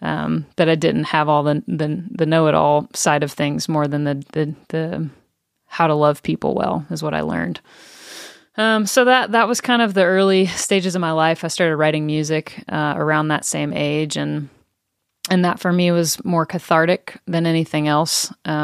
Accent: Tennessee, United States; I grew up in East Tennessee and grew up going to church became a follower of Jesus at a young age.

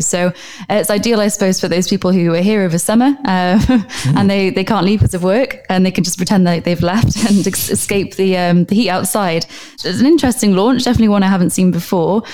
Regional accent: Wales, United Kingdom; now in Dubai, United Arab Emirates; I'm from Wales myself.

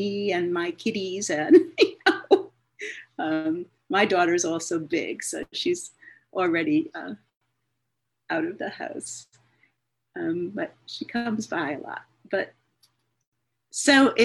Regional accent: Cleveland, Ohio, United States; I grew up in Cleveland, Ohio, in a suburb of Cleveland.

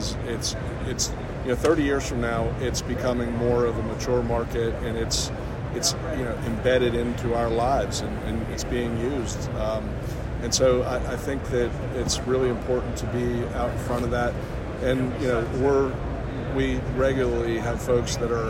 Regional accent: Pittsburgh, Pennsylvania, United States; moved away as an adult; now in North Carolina, United States; I'm from Pittsburgh originally. My wife and I moved there 25 years ago

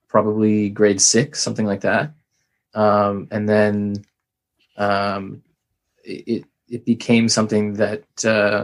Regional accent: Ottawa, Ontario, Canada; moved away as an adult; also born or lived in Montreal / British Columbia / Canterbury / United Kingdom; I'm from Ottawa

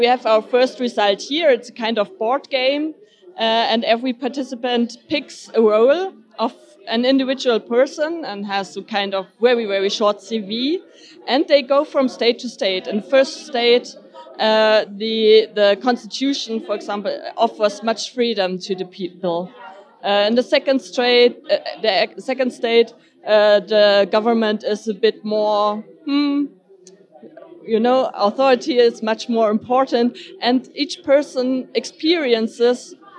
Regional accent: Berlin, Germany; I come from Berlin

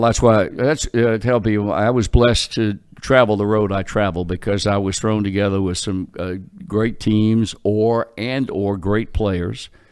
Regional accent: Portsmouth, Virginia, United States; I am a native Virginian, and, uh, yes, I was born in Portsmouth, Virginia in nineteen forty-two

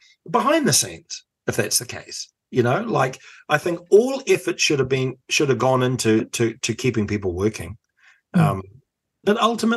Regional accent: Auckland, New Zealand; I come from Otahuhu in South Auckland

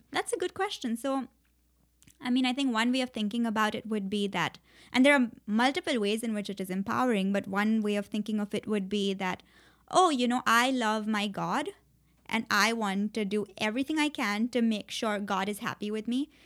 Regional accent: Mumbai, Maharashtra, India; moved away as an adult; also born or lived in Princeton, United States; I grew up all my life in India

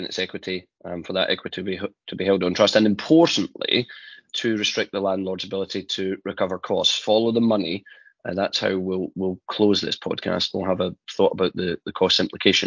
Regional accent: Scotland, United Kingdom; I'm the Scottish one.

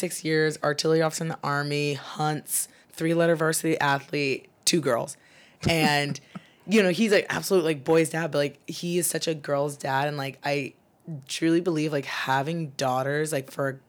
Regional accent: New Jersey, United States; moved away as an adult; now in San Diego, United States; I was growing up in Jersey

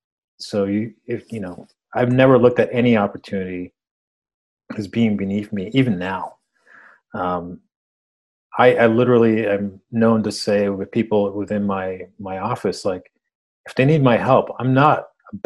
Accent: United States; first language Spanish; English is a second language; I was born in the States, but I didn't speak English

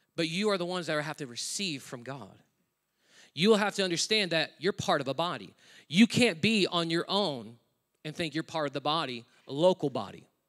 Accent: United States; moved away as an adult; now in Australia; I'm an American living in another country. I'm a foreigner

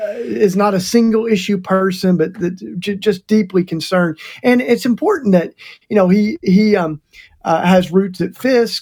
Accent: Tennessee, United States; now in Philadelphia, United States; this is my home state, too. You know, Doug, this is where I was born and raised, in that land

